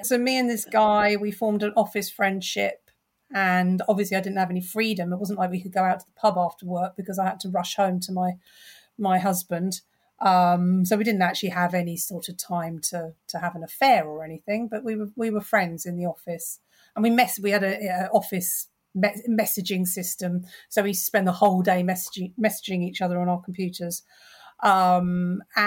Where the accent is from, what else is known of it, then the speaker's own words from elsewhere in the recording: London, United Kingdom; I'm born and bred in North London.